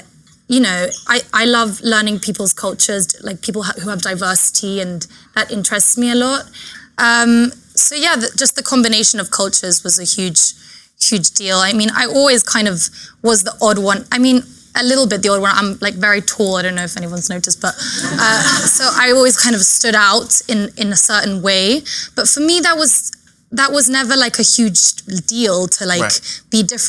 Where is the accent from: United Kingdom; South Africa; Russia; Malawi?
United Kingdom; England; moved away as an adult; also born or lived in Chile; now in United States; And then at 3 years old, I moved to England with my whole family.